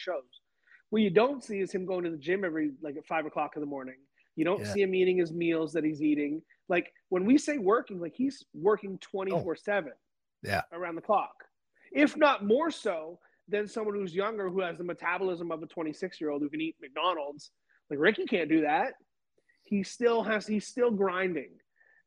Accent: Canada; moved away; I'm from Canada

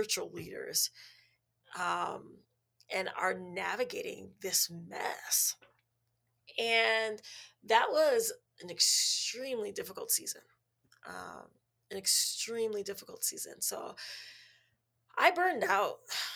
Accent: Minneapolis, Minnesota, United States; I was born and raised in Minneapolis, Minnesota

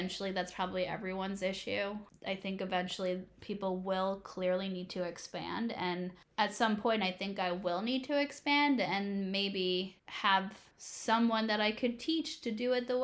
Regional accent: East Coast, United States; moved away as an adult; now in Kansas City, United States; I'm originally from the East Coast

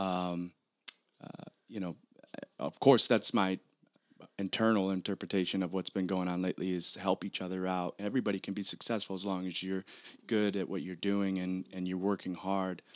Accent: Michigan, United States; growing up in Michigan

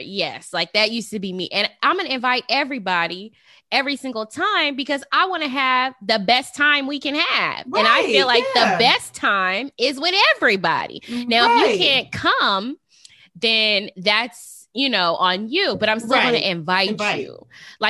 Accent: Las Vegas, Nevada, United States; I'm from Vegas and I'm a Vegas girl.

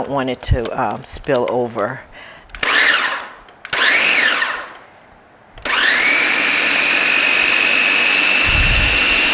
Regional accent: Detroit, Michigan, United States; I grew up in Detroit

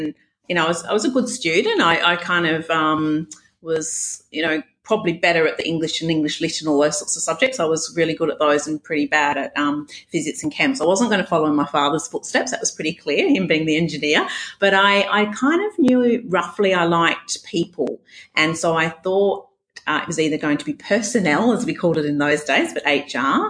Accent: Western Australia, Australia; accent: Scottish Australian blend; also born or lived in Scotland; I had a Scottish Australian kind of blend.

